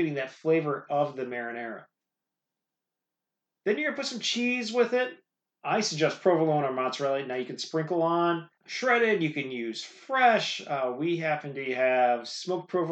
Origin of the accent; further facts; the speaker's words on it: Midwest, United States; I grew up in the Midwest, not far from Chicago.